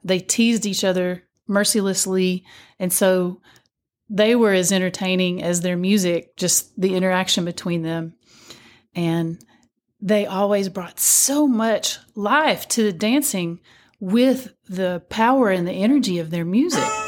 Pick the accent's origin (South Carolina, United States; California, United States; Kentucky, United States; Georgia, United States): Kentucky, United States; Whitesburg; When I was growing up, there was a lot of dance, uh, still going on in my hometown of Whitesburg, Kentucky.